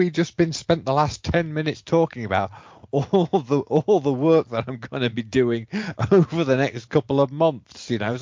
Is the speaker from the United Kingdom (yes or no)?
yes; England, United Kingdom; moved away; I was growing up in England